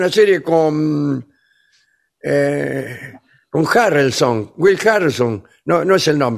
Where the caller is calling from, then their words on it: Lomas del Mirador, Buenos Aires Province, Argentina; Vengadores … de Lomas del Mirador.